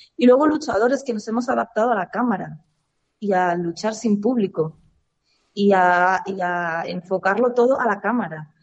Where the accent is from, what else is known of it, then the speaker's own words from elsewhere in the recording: Spain; mi país